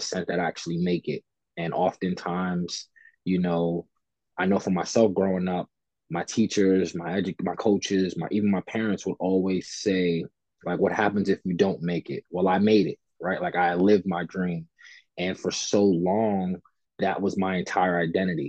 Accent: New York City, New York, United States; growing up in Fort Greene, Brooklyn

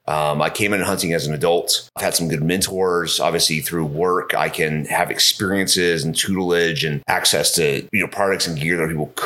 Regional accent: England, United Kingdom; also born or lived in Georgia, United States / London / New York / Los Angeles; I grew up mostly in England.

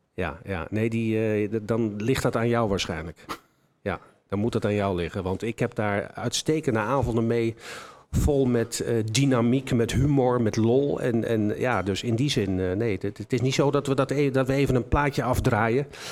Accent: Enschede, Overijssel, Netherlands; Ik kom uit Enschede. Ik ben altijd een trots in Enschede gebleven.

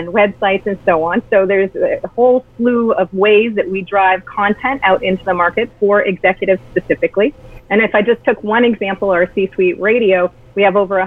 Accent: Canada; as a Canadian

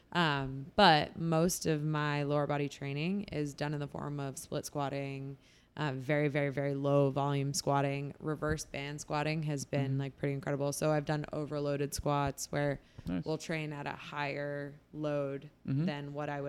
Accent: New Jersey, United States; born or raised there; moved away as an adult; now in Boston, United States

